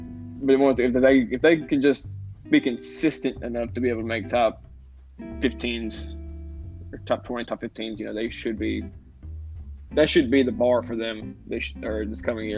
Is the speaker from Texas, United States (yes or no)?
no; Tennessee, United States; I'm from Tennessee